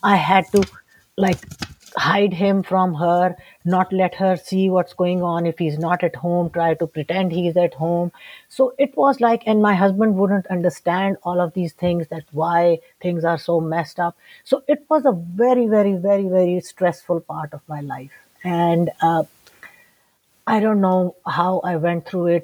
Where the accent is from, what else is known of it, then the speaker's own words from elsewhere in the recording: Lahore, Punjab, Pakistan; I'm from Lahore, Pakistan.